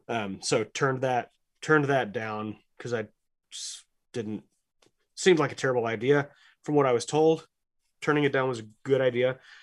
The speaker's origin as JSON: {"language": "English", "town": "Lubbock", "region": "Texas", "country": "United States", "said": "My house is twenty blocks that way."}